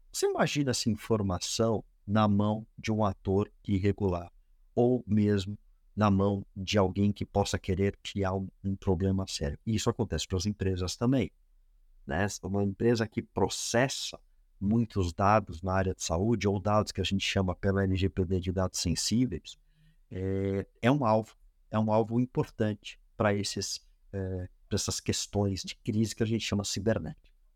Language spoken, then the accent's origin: Portuguese; Brazil